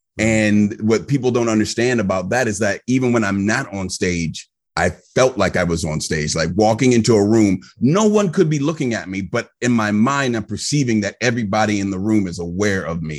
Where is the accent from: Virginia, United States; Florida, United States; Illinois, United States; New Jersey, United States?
Virginia, United States; also born or lived in Maryland; I was raised primarily in Northern Virginia, but I've lived in the DMV. So that's the district, Maryland and Virginia.